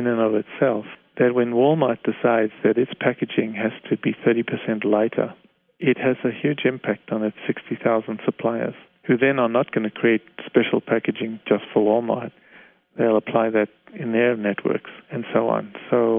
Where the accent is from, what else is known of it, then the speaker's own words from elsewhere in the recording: Canada; I'm a Canadian, I live in Canada